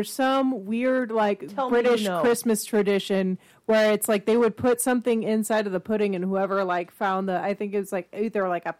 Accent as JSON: {"language": "English", "area": "Cajun", "region": "Louisiana", "country": "United States", "said": "I'm Cajun"}